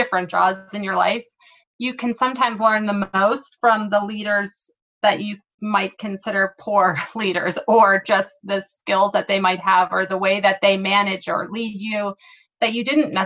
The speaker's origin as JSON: {"language": "English", "town": "Philadelphia", "region": "Pennsylvania", "country": "United States", "moved": "as an adult", "lives_now": "San Diego, United States", "said": "I am originally from Philadelphia and moved out to San Diego"}